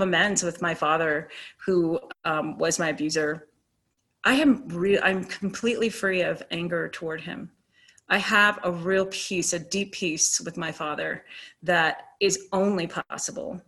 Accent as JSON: {"language": "English", "region": "Virginia", "country": "United States", "also_born_or_lived": "Boulder, Colorado", "moved": "yes", "said": "I was from Virginia"}